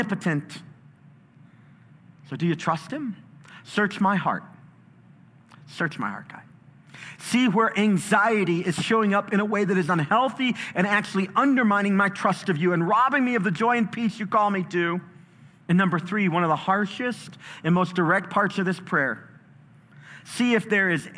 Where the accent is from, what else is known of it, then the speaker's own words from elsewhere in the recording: Chicago, Illinois, United States; I was in a battle, a street fight when I was growing up in Chicago